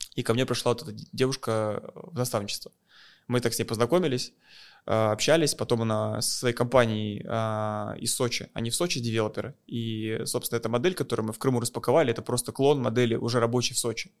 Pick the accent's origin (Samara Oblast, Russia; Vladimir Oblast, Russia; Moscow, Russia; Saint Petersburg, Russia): Moscow, Russia; я из России, я из Москвы